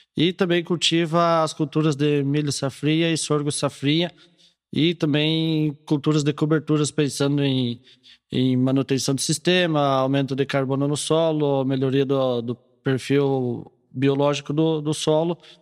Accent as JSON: {"language": "Portuguese", "region": "Rio Grande do Sul", "country": "Brazil", "tie": "born or raised there", "moved": "yes", "said": "eu sou natural do Rio Grande do Sul"}